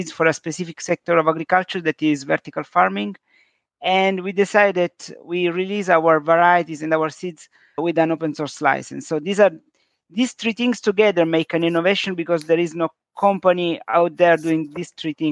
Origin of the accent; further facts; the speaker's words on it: south of Sicily, Italy; English is a second language; moved away; also born or lived in London; As an immigrant from the south of Sicily